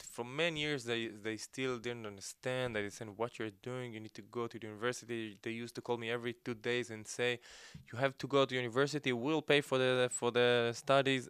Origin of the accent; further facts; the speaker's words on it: Gedera, Central District, Israel; moved away as an adult; also born or lived in Ezion; now in Tel Aviv, Israel; I was born in Ezion, uh, we moved to Gedera, I grew up in Gedera